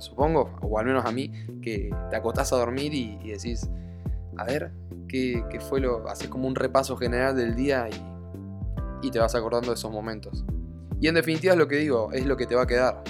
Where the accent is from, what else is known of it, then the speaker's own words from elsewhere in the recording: Argentina; now in Spain; yo hoy en día estoy viviendo en España, soy de Argentina, pero estoy viviendo en España